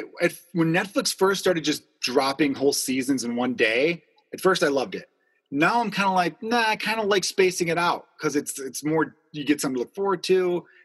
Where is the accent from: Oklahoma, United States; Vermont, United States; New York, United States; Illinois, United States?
Illinois, United States; Chicago; We grew up growing up in Chicago. So I'm like, is this just me being a Chicago kid right now?